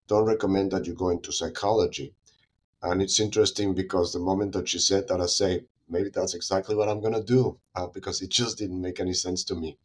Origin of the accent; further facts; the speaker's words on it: Mexico City, Mexico; moved away as an adult; also born or lived in United States; now in San Diego, United States; I was born and raised in Mexico City